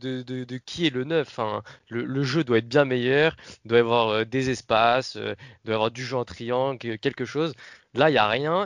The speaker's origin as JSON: {"language": "French", "town": "Paris", "region": "Île-de-France", "country": "France", "said": "On vient de Paris"}